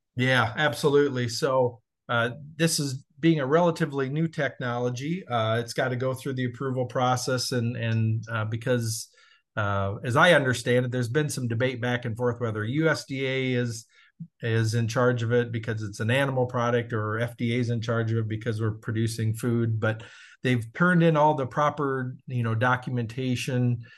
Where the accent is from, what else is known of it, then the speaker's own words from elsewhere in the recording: Southern Minnesota, United States; moved away; also born or lived in Iowa; born and raised in Southern Minnesota